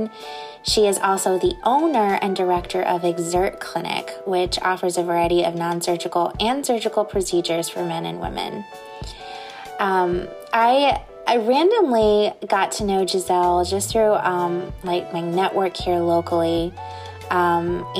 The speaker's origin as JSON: {"language": "English", "region": "Indiana", "country": "United States", "tie": "born or raised there", "moved": "yes", "lives_now": "Southwest Florida, United States", "said": "I'm originally from Indiana"}